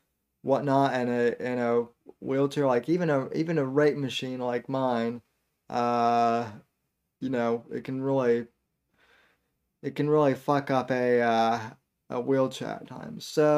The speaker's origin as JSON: {"language": "English", "town": "Denver", "region": "Colorado", "country": "United States", "tie": "born or raised there", "moved": "as an adult", "lives_now": "Florida, United States", "said": "I was born and raised in Denver, Colorado. I lived there until I was roughly 18, almost 19 years old. I moved in August of 2013 here to Florida, and really haven't looked back since."}